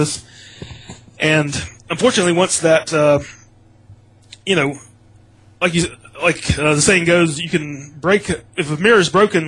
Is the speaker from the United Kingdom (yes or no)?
no; United States; growing up in America